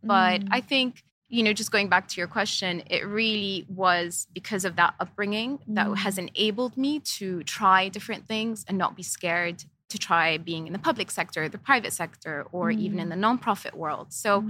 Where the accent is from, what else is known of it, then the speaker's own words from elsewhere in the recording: Jordan; also born or lived in Lebanon; And so we lived in 11 countries. So growing up, I moved around quite a lot. I am originally Jordanian.